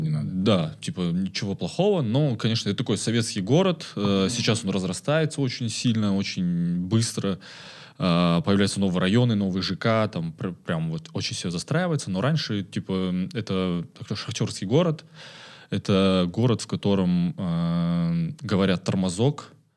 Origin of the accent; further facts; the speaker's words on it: Karaganda, Karaganda Region, Kazakhstan; moved away as an adult; now in Almaty, Kazakhstan; я родился в Караганде, это 94 год, июль. Вот э, ходил в обычную школу